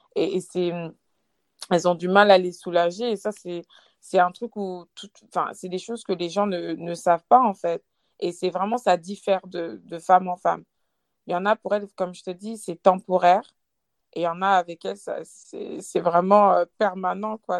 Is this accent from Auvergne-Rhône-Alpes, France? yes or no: yes; Lyon, Auvergne-Rhône-Alpes, France; j'ai 28 ans, je viens de Lyon